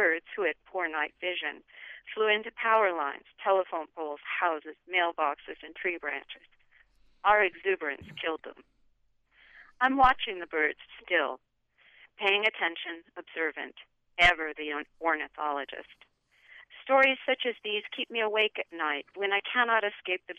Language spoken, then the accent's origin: English; Los Alamos, New Mexico, United States; moved away; When I grew up in Los Alamos